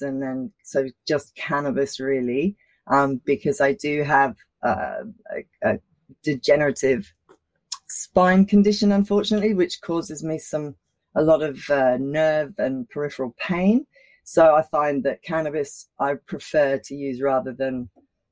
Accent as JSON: {"language": "English", "region": "London", "country": "United Kingdom", "tie": "born or raised there", "moved": "yes", "lives_now": "Australia", "said": "I was born in Australia, but I grew up in London"}